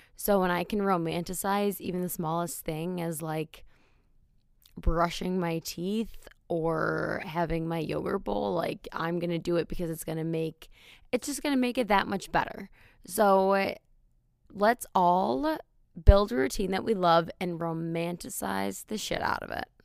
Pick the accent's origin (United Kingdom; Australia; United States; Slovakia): United States; Wisconsin; moved away; the bars in my hometown are out of a movie